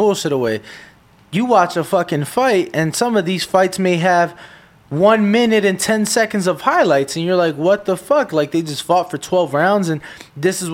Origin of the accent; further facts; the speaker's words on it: Chicago, Illinois, United States; I'm from Chicago. You know, I love my city